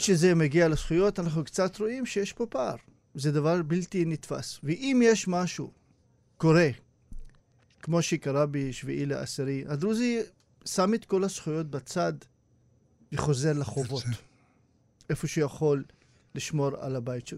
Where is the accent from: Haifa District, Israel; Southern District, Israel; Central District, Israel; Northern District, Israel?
Northern District, Israel; Hurfeish; מכפר חורפיש, שאני גר ונולדתי שם